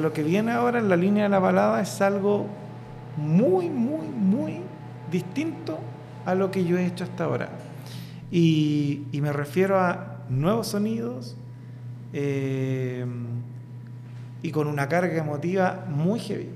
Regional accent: Coronel, Biobío, Chile; de un origen súper humilde, un coronel en la octava región

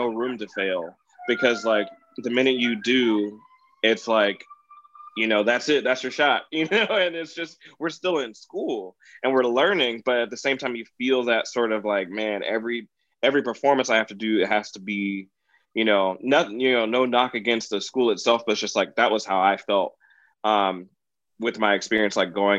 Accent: Wheaton, Illinois, United States; like I'm from Wheaton, like what's up, y'all

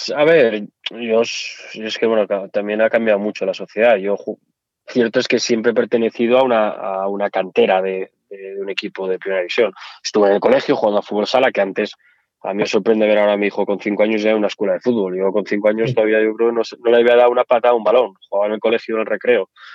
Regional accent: Asturias, Spain; accent: Asturian; moved away as an adult; also born or lived in Madrid; now in Zaragoza, Spain; acento asturiano es algo que no me gusta. A mí me encanta. No sé por qué. Tengo que... Me dirán, oye, ¿cómo puedes renegar? Pues reniego, no me gusta. Yo llevo fuera de, Asturias, de que me fui a Madrid y todo esto, pues llevaré 20 años. Yo no me lo quito

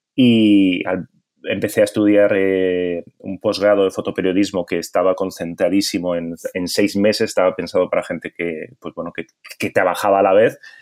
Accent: Bilbao, Basque Country, Spain; now in Barcelona, Spain; soy de Bilbao

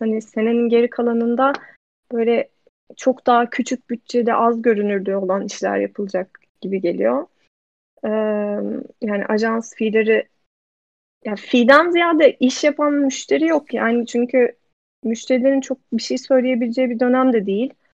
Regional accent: Ankara, Turkey; moved away as an adult; also born or lived in New York; now in Amsterdam, Netherlands; ben Ankara'da büyüdüm.

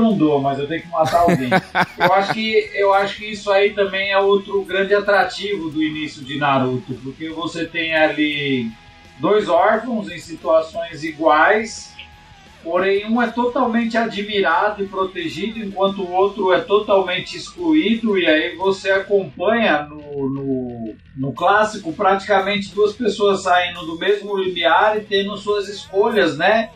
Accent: Santo André, São Paulo, Brazil; eu sou de Santo André

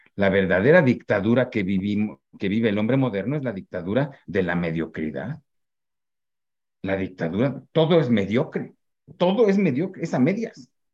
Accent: Mexico; como los mexicanos

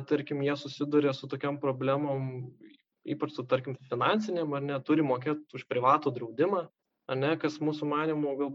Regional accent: Lithuania; mes lietuviai

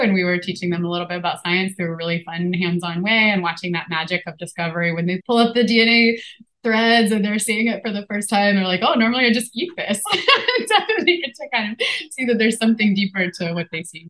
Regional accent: Appalachia, United States; moved away; also born or lived in St. Louis; I grew up in Appalachia

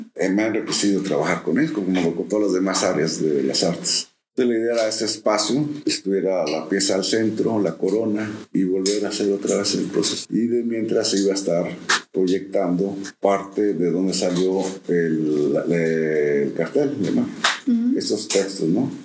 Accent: Villahermosa, Tabasco, Mexico; also born or lived in Cuernavaca, Morelos; now in Xalapa, Mexico; la primera, biológica, eh, de Cuernavaca, Morelos. Ok. la infancia, en, en Villahermosa, Tabasco. Y la tercera, jalapeño

